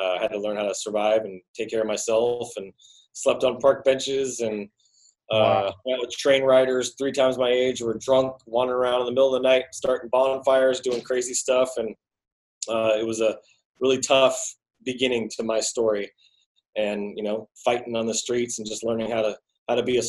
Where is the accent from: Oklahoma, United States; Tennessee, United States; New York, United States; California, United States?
California, United States; Sacramento; I was born and raised in Sacramento, California, went to 12 schools growing up as a kid